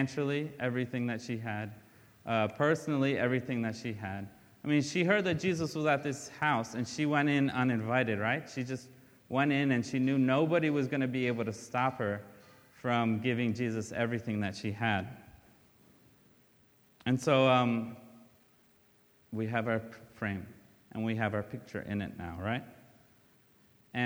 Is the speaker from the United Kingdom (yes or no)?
no; Brazil; moved away; I'm from Brazil, and we left because we had nothing there, and my dad couldn't find work.